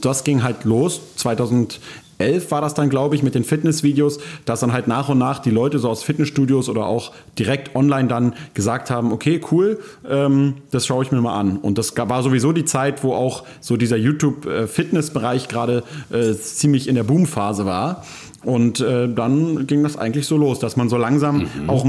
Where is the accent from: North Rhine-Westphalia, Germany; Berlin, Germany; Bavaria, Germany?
Berlin, Germany; wie das ja häufig so als Berliner Freiberufler ist, der so äh, ziemlich viel gleichzeitig macht